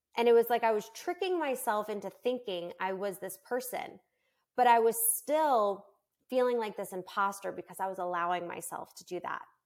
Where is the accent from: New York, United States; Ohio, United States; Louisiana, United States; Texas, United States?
New York, United States; moved away as an adult; now in Florida, United States; I'm originally from New York, and I moved with my twins to Florida